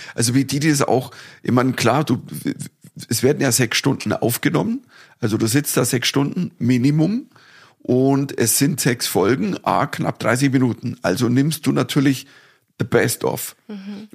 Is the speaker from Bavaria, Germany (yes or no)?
yes; Dorfen, Bavaria, Germany; bei mir daheim gespielt, in Dorfen, in meiner Heimatstadt